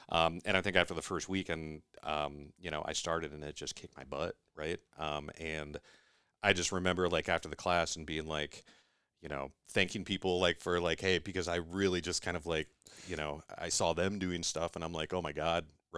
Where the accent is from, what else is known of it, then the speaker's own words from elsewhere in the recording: Iowa, United States; No, I was born and raised in Iowa, right?